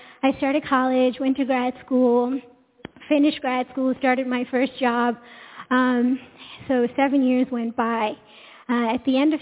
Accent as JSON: {"language": "English", "country": "India", "also_born_or_lived": "Long Island, New York", "said": "I come from India, and so my parents raised us to get an education, start a family"}